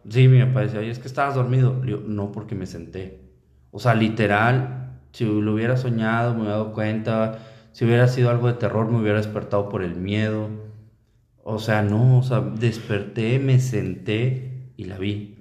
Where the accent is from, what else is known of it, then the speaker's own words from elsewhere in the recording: Linares, Nuevo León, Mexico; yo que soy de Linares